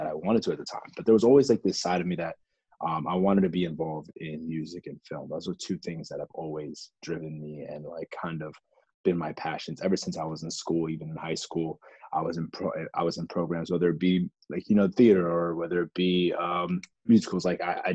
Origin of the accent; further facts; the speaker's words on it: Lorton, Virginia, United States; also born or lived in Alexandria, Virginia; Grew up in Northern Virginia, raised in different parts. Originally lived in parts of Alexandria